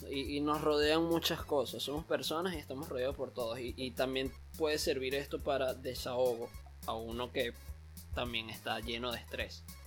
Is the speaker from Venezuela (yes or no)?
yes; Venezuela; moved away as an adult; now in Panama; mientras viví en Venezuela y todos mis últimos años en Venezuela